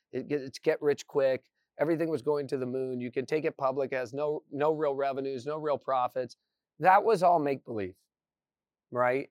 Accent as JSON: {"language": "English", "region": "Indiana", "country": "United States", "tie": "born or raised there", "moved": "as an adult", "said": "I grew up in Indiana."}